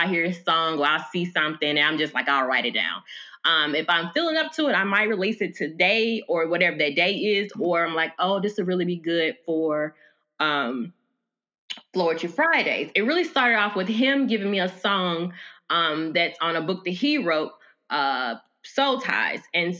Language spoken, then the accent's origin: English; Memphis, Tennessee, United States; now in Las Vegas, United States; Well, I'm from Memphis. I'm currently residing in Las Vegas, Nevada. I've been here for about a year now.